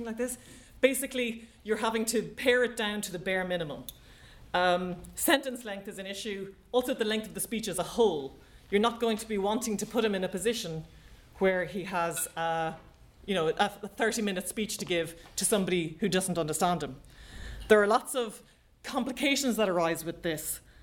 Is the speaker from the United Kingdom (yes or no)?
no; Ireland; I know as an Irish person